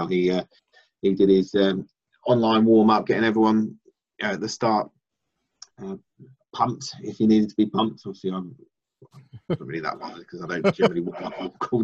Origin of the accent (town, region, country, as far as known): Milton Keynes, South East England, United Kingdom; born or raised there